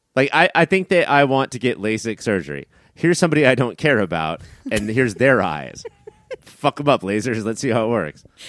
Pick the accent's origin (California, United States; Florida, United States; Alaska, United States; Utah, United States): California, United States; Southern; the voice that I grew up with on Fox Eleven in Southern California